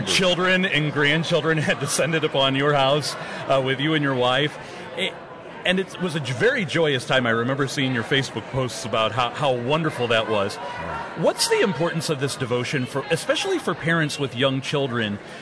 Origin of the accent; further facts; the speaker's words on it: St. Louis, Missouri, United States; my hometown of St. Louis